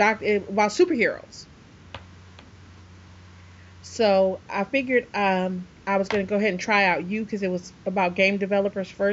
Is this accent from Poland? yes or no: no; Michigan, United States; I'm from Michigan. We were always 20 minutes away from Canada